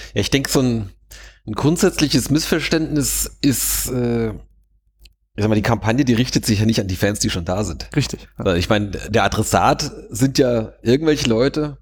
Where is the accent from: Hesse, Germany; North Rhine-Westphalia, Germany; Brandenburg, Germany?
Hesse, Germany; Wiesbaden; ich bin ja selbst Wiesbadener